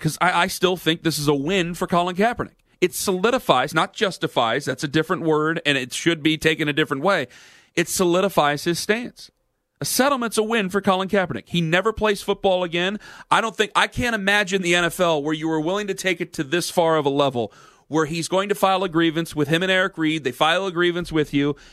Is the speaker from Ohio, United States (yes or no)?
yes; Cleveland, Ohio, United States; I come from Cleveland, Ohio.